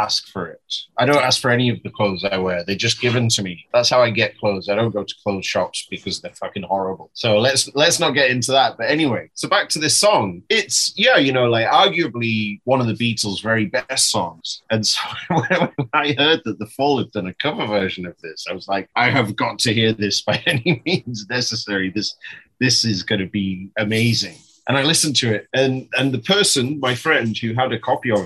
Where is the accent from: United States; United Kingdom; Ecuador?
United Kingdom; England; moved away; as a English fella